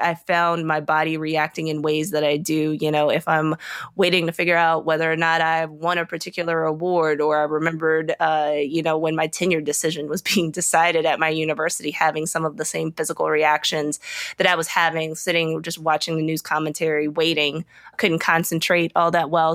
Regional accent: Richmond, Virginia, United States; now in Atlanta, United States; I grew up in Virginia, the Upper South. Uh, I grew up right outside of Richmond, Virginia.

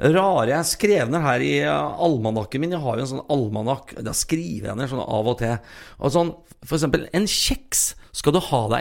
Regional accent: Sarpsborg, Østfold, Norway; moved away as an adult; now in Melhus, Norway; Født og oppvokst i Sarpsborg, 20 minutter fra Sverige og en drøy time fra Oslo.

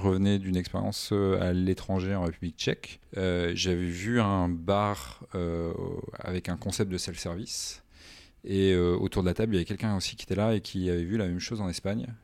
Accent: Armentières, Hauts-de-France, France; also born or lived in Poland / Lille; je viens du Nord déjà

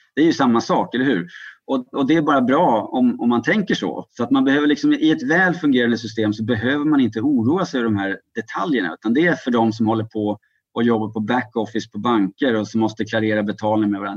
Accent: Sweden

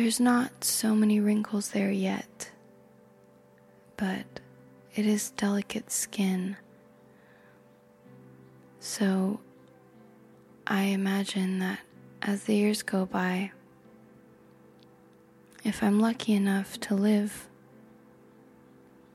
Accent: United States; I am American

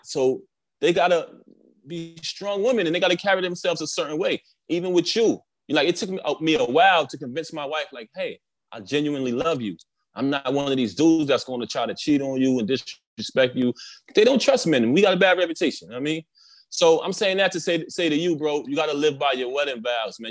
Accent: New York City, New York, United States; I grew up in Brooklyn

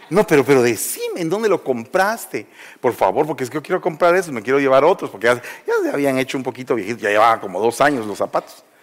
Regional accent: Guatemala; moved away; Entonces, yo vine de Guatemala y venía acá, y entonces vine aquí a pasar un periodo como el que todos pasamos, de ubicación

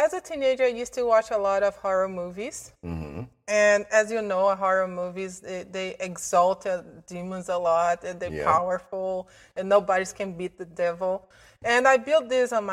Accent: Belo Horizonte, Minas Gerais, Brazil; moved away as an adult; now in Canada; I'm from Brazil, a city called Belo Horizonte

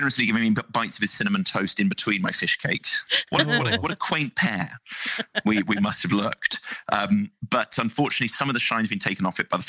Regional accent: South West England, United Kingdom; He's a Hampshire boy. I'm from Wiltshire, but we've put our differences aside

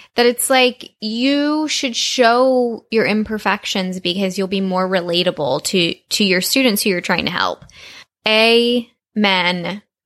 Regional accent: Texas, United States; I grew up in Texas, which is very very very very hot in the summer

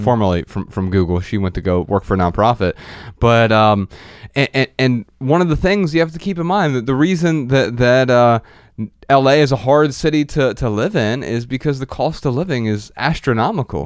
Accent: Dayton, Ohio, United States; moved away as an adult; growing up in Dayton, Ohio

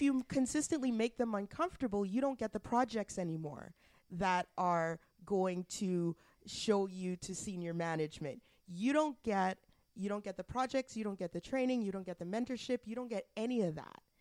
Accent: Alberta, Canada; now in Ottawa, Canada; I'm from I'm from Alberta

